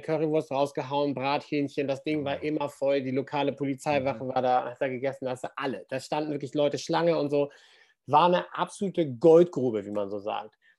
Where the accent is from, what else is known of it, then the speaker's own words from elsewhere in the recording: suburb of Hamburg, Germany; in dem Vorort von Hamburg, wo ich aufgewachsen bin